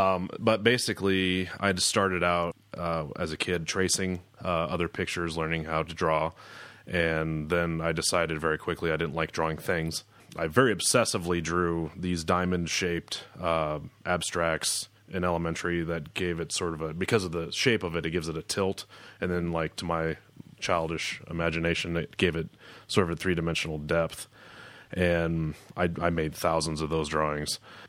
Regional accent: Marshalltown, Iowa, United States; moved away as an adult; also born or lived in Colorado; Yeah, I was born in Marshalltown. I grew up there, 1981, November 30th. And spent up until probably my early 20s, graduated in 2000, moved to Colorado for a ski season.

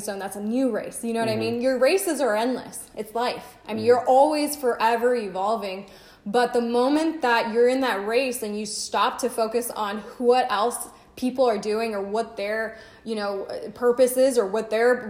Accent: Riverside, California, United States; Our home base is Riverside

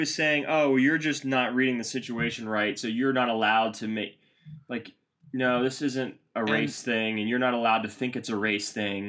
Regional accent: Boston, Massachusetts, United States; You know, we're best friends from Boston.

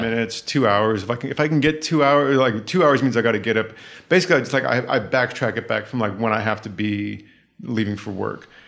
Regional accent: the Bay Area, California, United States; moved away; I had to get out of the Bay

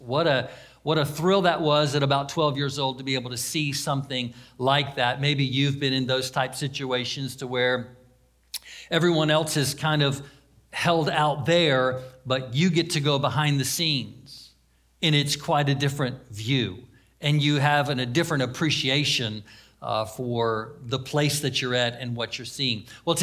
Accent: Daytona Beach, Florida, United States; I was raised in Daytona Beach, so we were about an hour, hour and a half from Walt Disney World

